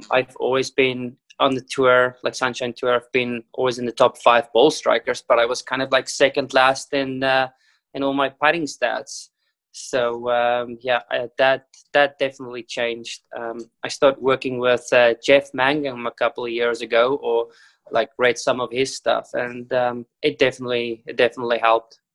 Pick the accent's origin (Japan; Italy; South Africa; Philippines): South Africa; I was born in South Africa